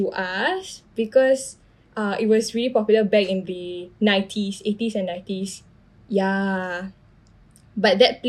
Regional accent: Singapore; I grew up in Toa Payoh.

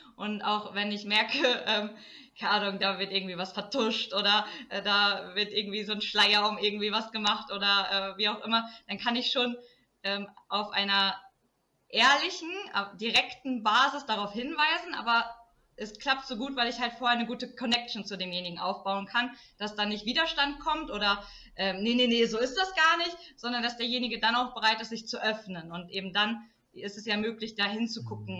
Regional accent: Emsland, Lower Saxony, Germany; also born or lived in Portugal / Cologne; dass ich wieder zurück in meine Heimat komme, weil ich war ja zwei Jahre in Portugal, dann war mhm. ich vier Jahre in Köln und dann bin ich wieder ins Emsland

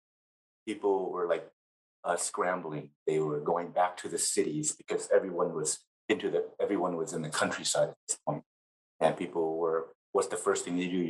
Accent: Los Angeles, California, United States; moved away as an adult; also born or lived in Cambodia / Thailand; now in Minnesota, United States; I grew up in Los Angeles, California, where my family resettled after living in Thai refugee camps

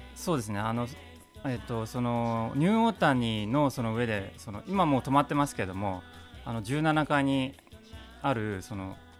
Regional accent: Yokohama, Kanagawa, Japan; also born or lived in London, United Kingdom; あの育ったの鶴見なんですよ。

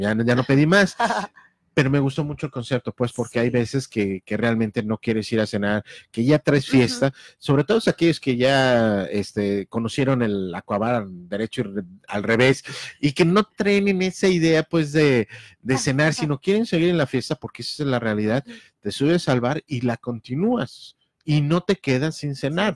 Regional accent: Mexico; como mexicanos

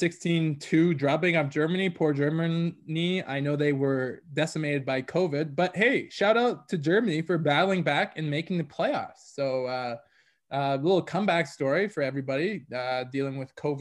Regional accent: Canada; we're Canadian

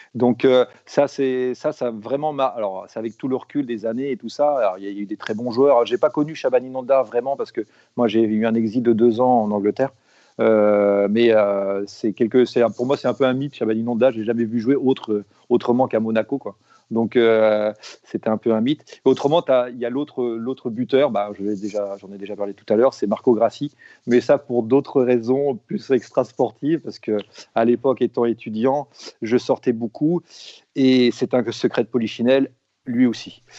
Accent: Rennes, Brittany, France; je suis né à Rennes, à Feu euh, l'Hôtel Dieu.

